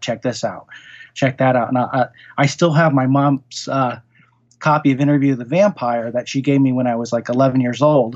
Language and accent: English; Norwalk, Connecticut, United States; also born or lived in Queens, New York; I really grew up in, uh, southeastern Connecticut. And, um, in Fairfield County, the town was Norwalk, Connecticut